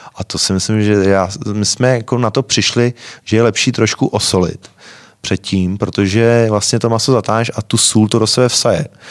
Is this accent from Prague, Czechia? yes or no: no; Mladá Boleslav, Central Bohemian Region, Czechia; já jsem z Malý Boleslavy